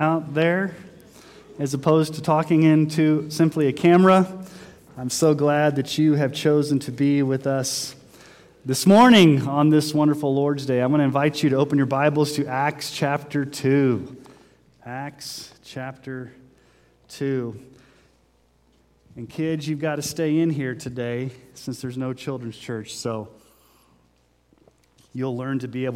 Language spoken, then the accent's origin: English; Texas, United States; now in Sterling, United States; When I was growing up in Texas